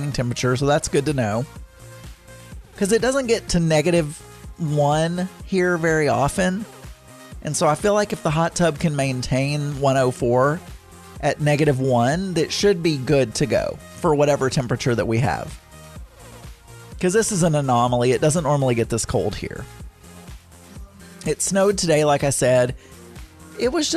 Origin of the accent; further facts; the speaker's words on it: the South, United States; I'm from the South.